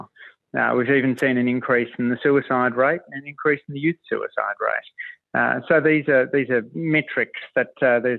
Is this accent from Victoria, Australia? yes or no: no; Waterfall, New South Wales, Australia; I grew up in Waterfall in the south of Sydney